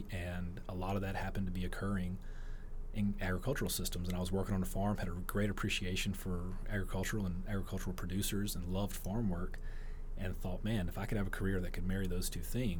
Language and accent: English; Louisiana, United States; I am from Louisiana.